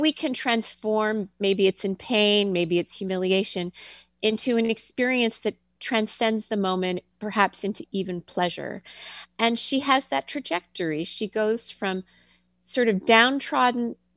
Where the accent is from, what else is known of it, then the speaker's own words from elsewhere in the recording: Ottawa, Ontario, Canada; moved away; I grew up in Canada